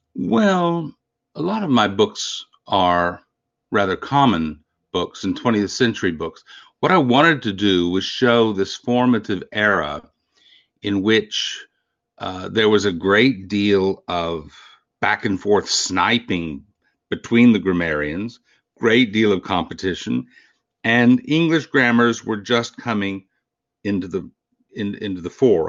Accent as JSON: {"language": "English", "town": "Canyon", "region": "Texas", "country": "United States", "tie": "born or raised there", "said": "I grew up in the Panhandle of Texas in a little college town called Canyon"}